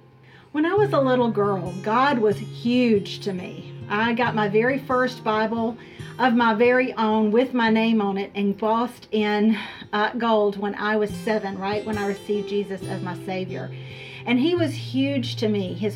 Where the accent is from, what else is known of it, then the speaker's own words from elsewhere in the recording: Charlotte, North Carolina, United States; My husband and I both were born and raised in the Charlotte area